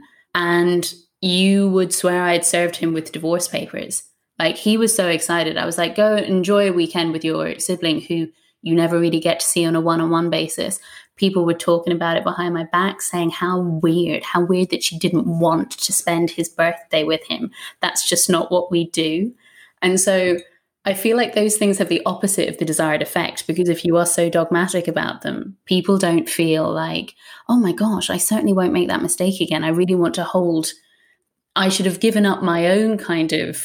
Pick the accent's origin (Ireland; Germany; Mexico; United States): Ireland; now in United Kingdom; as an Irish woman